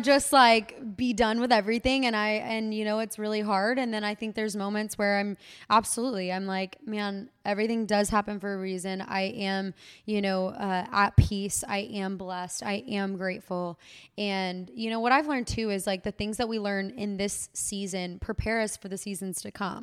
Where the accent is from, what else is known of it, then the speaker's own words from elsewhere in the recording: Waco, Texas, United States; in my hometown